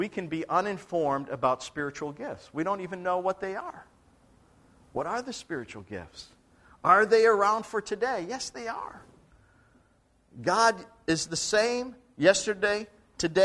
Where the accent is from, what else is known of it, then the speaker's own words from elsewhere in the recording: Buffalo, New York, United States; moved away; I grew up in Buffalo, so I'm a big Buffalo Bills fan